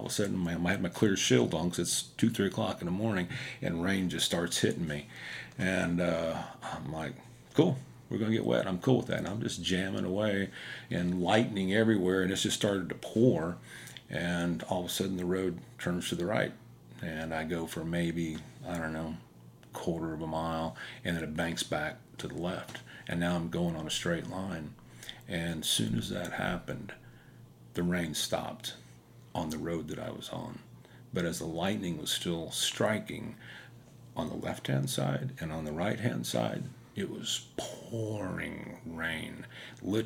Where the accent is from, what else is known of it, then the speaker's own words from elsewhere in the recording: Wyandotte County, Kansas, United States; I'm from Wyandotte County, so I'm a little bit slow